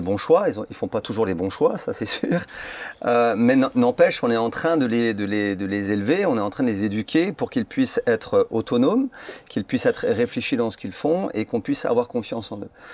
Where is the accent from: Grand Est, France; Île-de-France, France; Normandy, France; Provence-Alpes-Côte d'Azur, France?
Grand Est, France; Mulhouse; En tant que jeune, j'étais à Bourdivillers juste là, j'allais en, classe à l'école